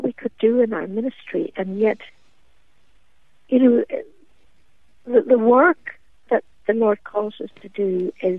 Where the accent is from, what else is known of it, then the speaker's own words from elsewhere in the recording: Derry, Northern Ireland, United Kingdom; in a church in my hometown of Derry, an ancient church called the Long Tower.